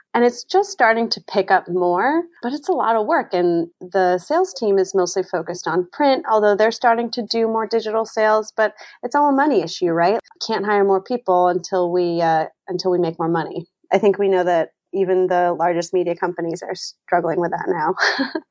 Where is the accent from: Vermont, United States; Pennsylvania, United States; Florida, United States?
Vermont, United States; now in Boston, United States; I'm not originally from Boston, I'm originally from Vermont